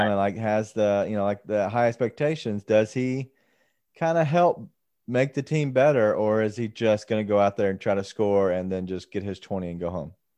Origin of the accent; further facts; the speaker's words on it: Memphis, Tennessee, United States; we are from Memphis